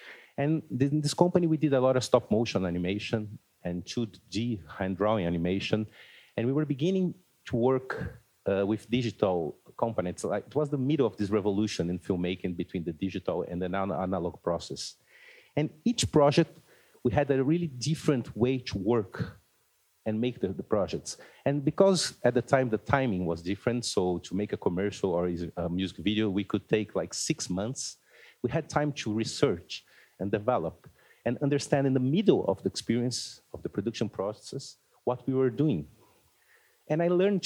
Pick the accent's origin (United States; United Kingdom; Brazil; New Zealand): Brazil; I'm from Brazil